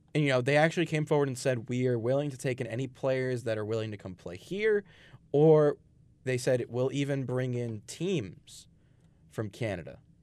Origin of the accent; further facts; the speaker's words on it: Brooklyn, New York, United States; moved away as an adult; now in Long Island, United States; Growing up in Brooklyn